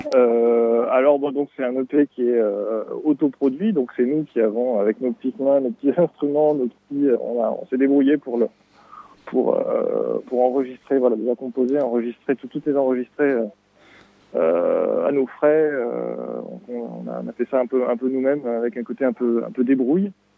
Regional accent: Pau, Nouvelle-Aquitaine, France; now in Montreuil, France; on est deux être originaires de, Pau. En fait, à la base, on, avait un petit groupe de lycéens euh, à Pau

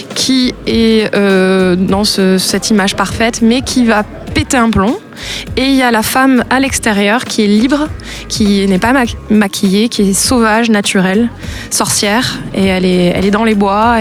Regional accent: France; also born or lived in United States; je suis née en France. Ma mère est américaine, donc j'ai la, double nationalité. J'ai vécu aux États-Unis aussi

